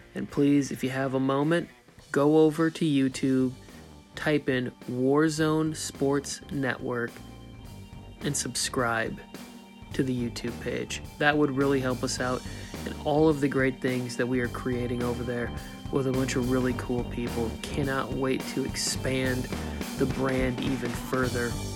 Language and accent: English; Upper Michigan, United States; I grew up in Upper Michigan